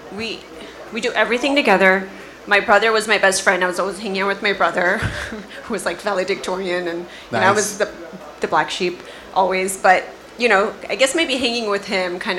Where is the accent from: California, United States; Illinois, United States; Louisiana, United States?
California, United States; Los Angeles; I was raised in Los Angeles